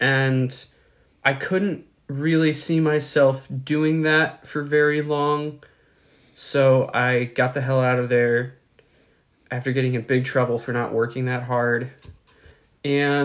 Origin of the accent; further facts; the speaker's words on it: Milwaukee, Wisconsin, United States; I'm from Milwaukee, Wisconsin